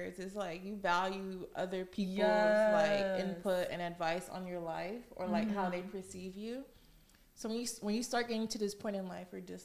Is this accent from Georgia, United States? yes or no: yes; Snellville, Georgia, United States; moved away as an adult; now in New York, United States; I'm from Snellville, Georgia